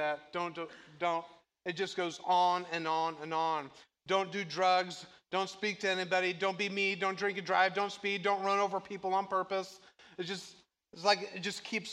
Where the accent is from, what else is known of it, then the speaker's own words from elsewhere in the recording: Moweaqua, Illinois, United States; I grew up in Mahwikwa